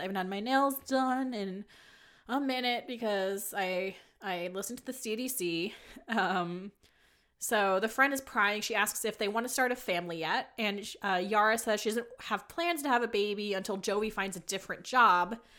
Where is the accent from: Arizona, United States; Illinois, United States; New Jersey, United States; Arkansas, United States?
New Jersey, United States; I am from New Jersey